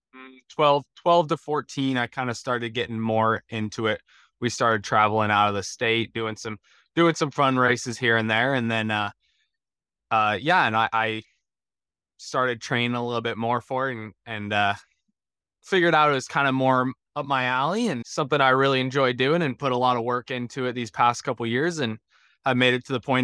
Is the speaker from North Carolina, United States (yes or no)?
no; Colorado, United States; I grew up in Colorado, um, kinda out east of, uh, the Denver area, so out there in the plains